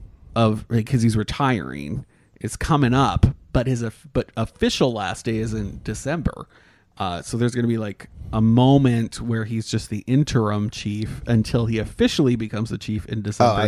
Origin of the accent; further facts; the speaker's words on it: Canada; now in Orlando, United States; My mother's American, yeah. But I was born in Canada